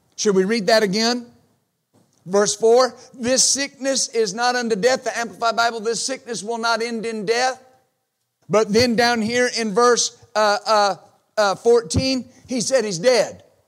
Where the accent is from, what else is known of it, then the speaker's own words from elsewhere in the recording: United States; I exercise my right as an American